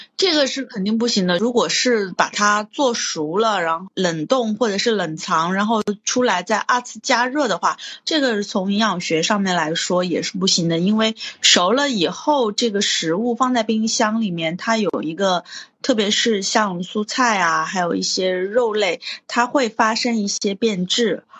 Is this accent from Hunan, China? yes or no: yes; Hunan, China; 我已经背叛了我湖南人的身份